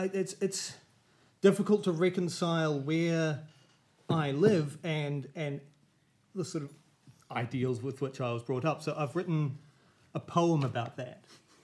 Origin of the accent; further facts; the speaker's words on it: Oamaru, Otago, New Zealand; moved away as an adult; also born or lived in Christchurch / Wellington / Melbourne / London; now in Auckland, New Zealand; I grew up down south in Oamaru, and as such, I was raised with particular values.